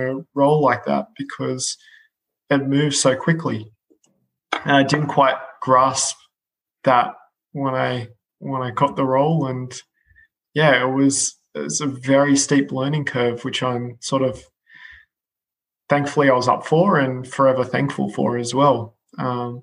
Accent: Australia; moved away as an adult; now in United Kingdom; as an Aussie moving over to the UK

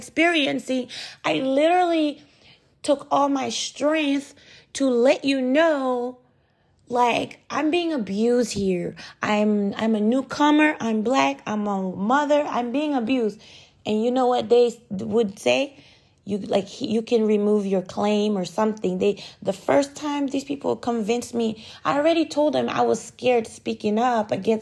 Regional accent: United States; moved away as an adult; also born or lived in Ottawa, Canada; I grew up in America. I went to elementary school in America. America is my home

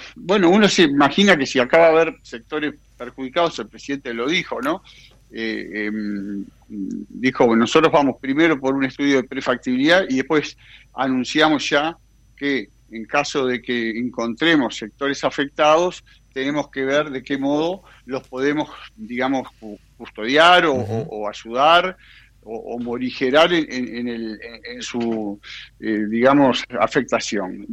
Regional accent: Uruguay

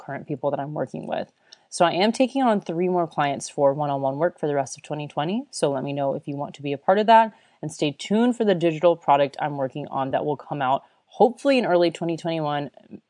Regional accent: United States; moved away as an adult; also born or lived in Chicago / Florida / Australia; now in Germany; I was from the US

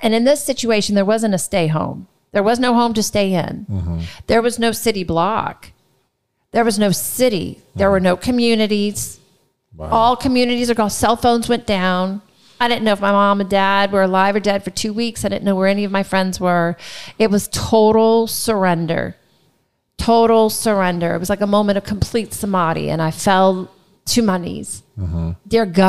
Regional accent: New Orleans, Louisiana, United States; I said, I'm from New Orleans. I've just lost everything.

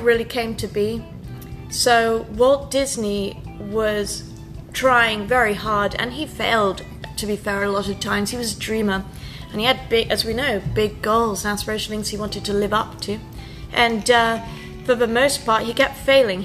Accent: United Kingdom; I'm British

